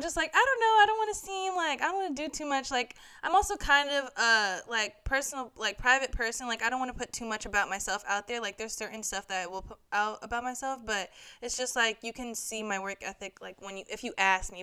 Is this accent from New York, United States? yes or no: yes; New York, United States; moved away as an adult; also born or lived in Hampton, Virginia; I am a junior strategic communications major here at Hampton University, and I'm from New York